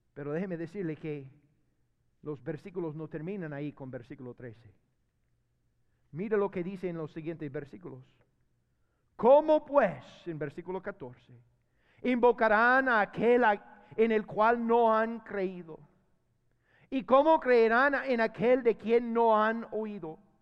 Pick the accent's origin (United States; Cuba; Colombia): United States; Spanish is a second language; moved away as an adult; now in Honduras; yo tengo veinte años de vivir en Honduras. veinte años. Y fíjese que, mira, todavía soy gringo